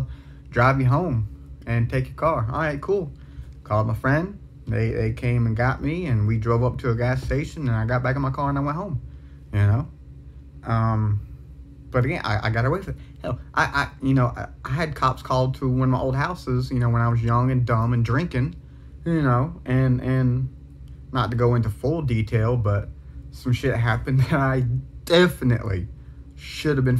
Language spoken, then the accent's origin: English; South Carolina, United States; I'm from South Carolina. I live in South Carolina.